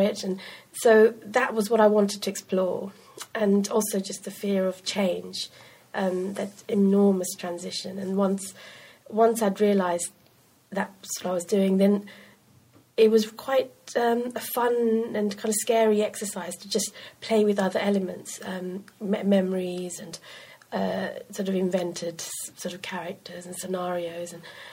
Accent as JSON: {"language": "English", "country": "Sri Lanka", "tie": "born or raised there", "also_born_or_lived": "United Kingdom", "moved": "yes", "said": "a hybrid person who'd grown up in Sri Lanka, but very much a part of growing up in Britain as well"}